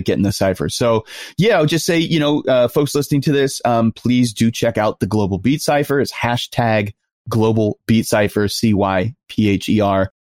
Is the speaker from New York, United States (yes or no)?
yes; New York, United States; I'm from New York and I grew up in New York in the nineties